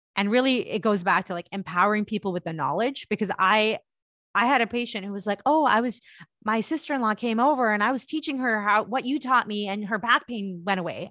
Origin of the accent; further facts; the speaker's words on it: India; moved away; I am an Indian woman and I am an immigrant